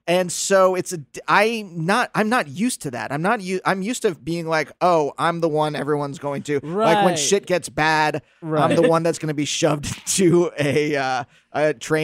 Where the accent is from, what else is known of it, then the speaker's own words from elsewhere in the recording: Pennsylvania, United States; I grew up Jewish in Pennsylvania.